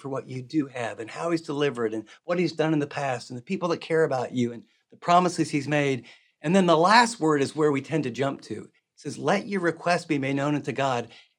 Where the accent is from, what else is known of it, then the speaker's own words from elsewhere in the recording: Midwest, United States; And, you know, I'm from the Midwest.